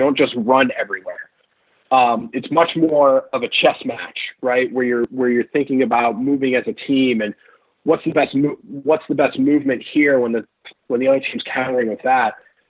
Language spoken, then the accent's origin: English; Chicago, Illinois, United States; I'm from Chicago. Let's do it.